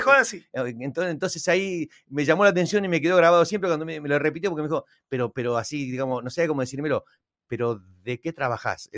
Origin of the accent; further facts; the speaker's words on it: Argentina; yo me pongo como argentino